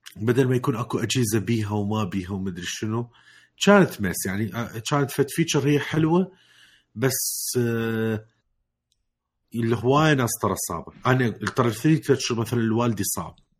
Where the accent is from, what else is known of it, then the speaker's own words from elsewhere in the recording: Iraq; من وقت ما راجع العراق